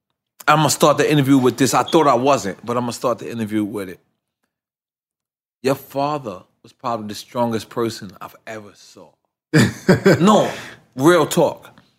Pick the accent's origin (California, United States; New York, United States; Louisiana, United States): New York, United States; New York City; I'm from Left Rack City, right?